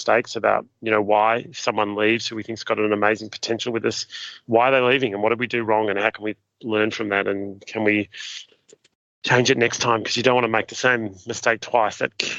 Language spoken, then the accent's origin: English; Ararat, Victoria, Australia; now in Sydney, Australia; I from my point of view, I'm from Ararat. That's where I live in inverted commas. It's my home. And yet I've lived in Sydney longer than that.